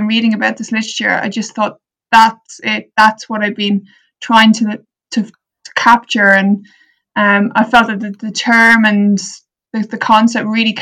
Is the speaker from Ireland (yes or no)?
yes; Ireland; growing up in Ireland